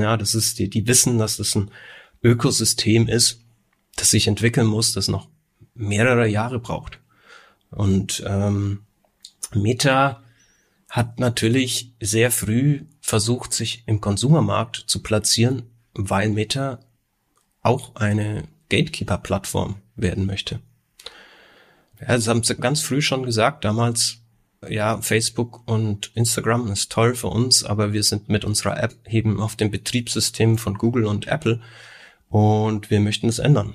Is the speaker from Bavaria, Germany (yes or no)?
yes; Nuremberg, Bavaria, Germany; wir kommen ja aus Nürnberg oder Umgebung